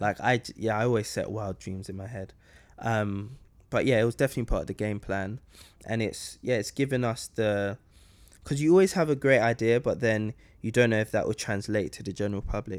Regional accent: London, United Kingdom; growing up in London

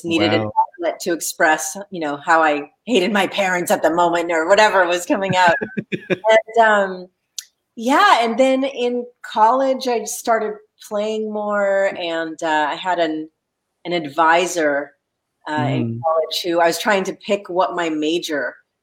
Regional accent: Los Angeles, California, United States; I grew up in Los Angeles

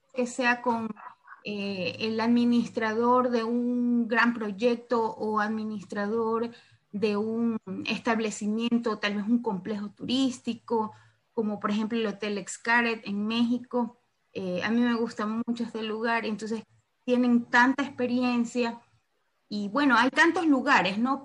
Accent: Santa Elena, Ecuador; yo también soy de Ecuador, pero soy de la parte costera, de la provincia de Santa Elena

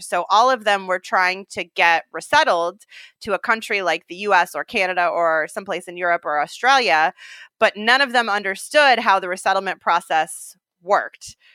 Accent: Bay Area, California, United States; moved away as an adult; also born or lived in New York / Sub-Saharan Africa; I grew up in the Bay Area

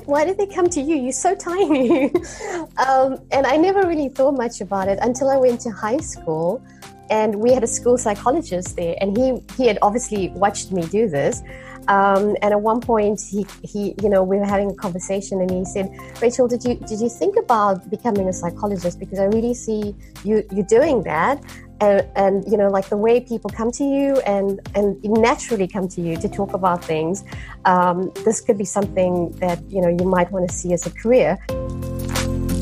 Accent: South Africa; growing up in South Africa was quite strange because it was still an apartheid

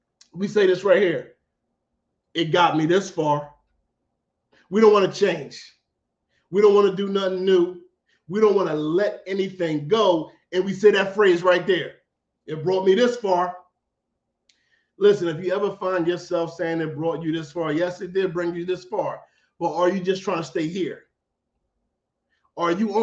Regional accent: Philadelphia, Pennsylvania, United States; I'm from Philly

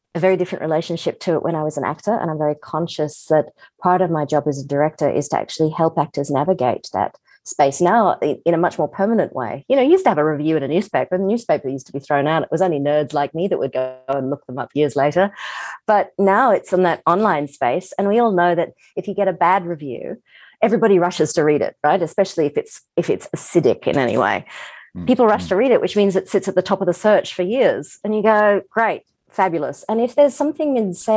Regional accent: Australia; I'm Australian

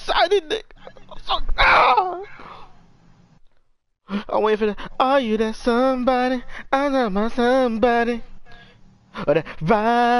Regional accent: New York, United States; I'm from New York

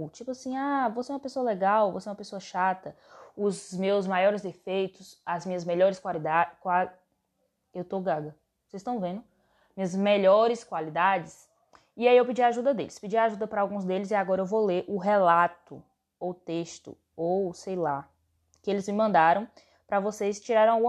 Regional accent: Bahia, Brazil; Eu tenho 16 anos, sou nordest... nor... Eita, glória. nordestina. Aí, foi. Sou baiana.

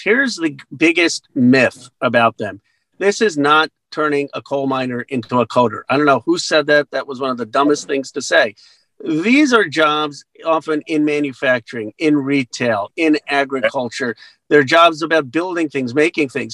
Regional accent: Bensalem, Pennsylvania, United States; moved away; also born or lived in Philadelphia; I grew up in Ben Salem

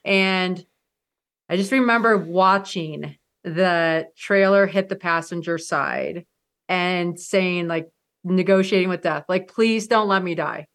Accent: Michigan, United States; I grew up in Michigan

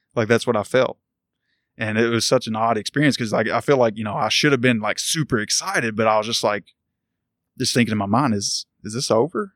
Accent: Louisville, Kentucky, United States; I grew up in Louisville, Valley Station to be exact

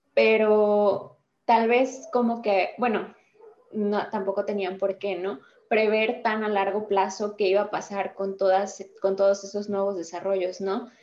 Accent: Querétaro, Mexico; soy del estado de Querétaro

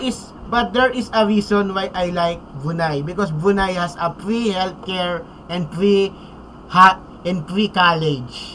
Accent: Philippines; I'm from Philippines

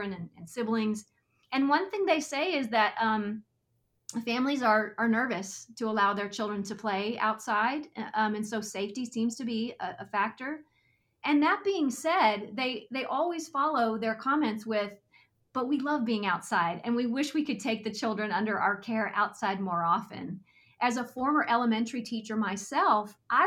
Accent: Texas, United States; I grew up in Texas

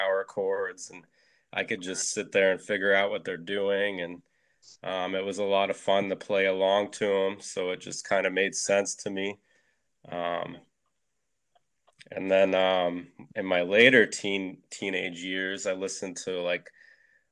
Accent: Pennsylvania, United States; moved away; I'm from Pennsylvania originally

